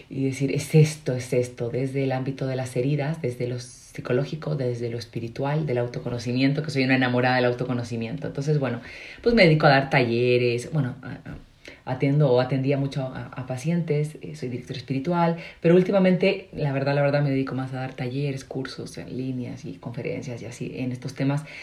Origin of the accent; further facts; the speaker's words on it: Chile; also born or lived in Madrid / United States / Mexico; eh, soy chilena, hablo extraño porque soy consagrada, viví seis años en Madrid, entonces ahí digo yo aprendí a modular, ¿verdad? pero la mayoría del tiempo estaba en Estados Unidos, pero sobre todo en, México.